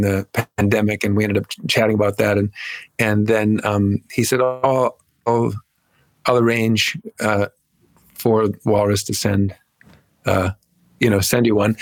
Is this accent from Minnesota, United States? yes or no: yes; Minneapolis, Minnesota, United States; moved away as an adult; now in Los Angeles, United States; I'm from Minneapolis. I grew up in Minneapolis.